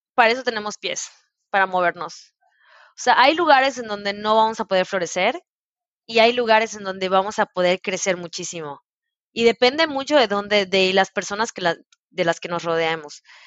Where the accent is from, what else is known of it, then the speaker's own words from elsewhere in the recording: Mérida, Yucatán, Mexico; moved away as an adult; also born or lived in Italy / Brazil / Puebla; yo soy de Mérida